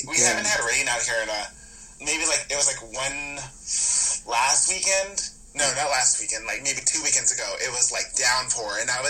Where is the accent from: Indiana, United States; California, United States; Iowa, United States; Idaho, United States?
California, United States; Los Angeles; also born or lived in Riverside; I literally was born and raised in LA.